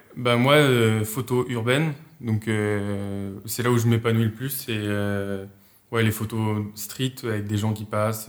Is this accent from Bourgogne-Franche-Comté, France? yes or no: no; Habsheim, Alsace, Grand Est, France; je suis euh, d'Apsheim comme, euh, comme on a dit en Alsace